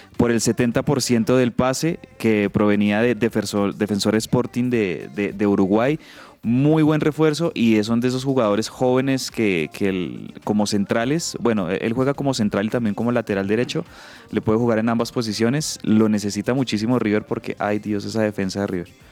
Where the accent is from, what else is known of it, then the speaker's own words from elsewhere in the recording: Colombia; como colombianos, me incluyo ahí